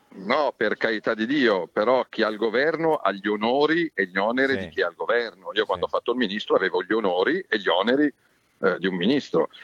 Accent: Milan, Lombardy, Italy; also born or lived in Rome; rientro nella terra natia

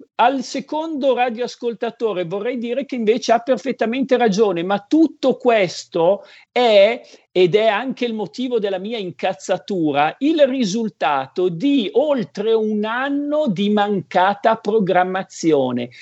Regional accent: Codogno, Lombardy, Italy; ti chiedevano da dove arrivi, da Codogno

